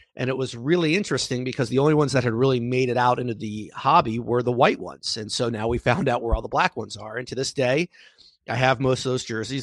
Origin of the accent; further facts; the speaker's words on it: Washington, District of Columbia, United States; I grew up in the Washington, D C area